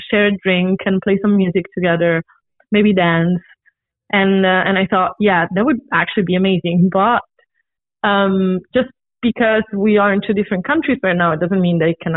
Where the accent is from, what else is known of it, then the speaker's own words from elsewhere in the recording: Rome, Lazio, Italy; moved away as an adult; now in Copenhagen, Denmark; I'm Italian. I'm originally from Rome, and I've been living here for the past 4 years.